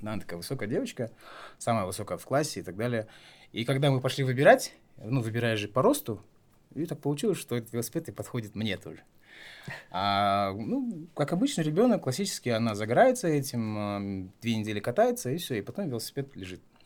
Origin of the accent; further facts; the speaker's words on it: Taraz, Jambyl Region, Kazakhstan; moved away; also born or lived in Astana; я родился и вырос в Таразе